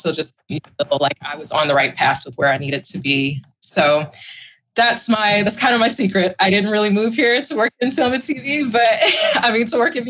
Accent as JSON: {"language": "English", "region": "the South", "country": "United States", "tie": "born or raised there", "moved": "yes", "lives_now": "California, United States", "said": "growing up in the South"}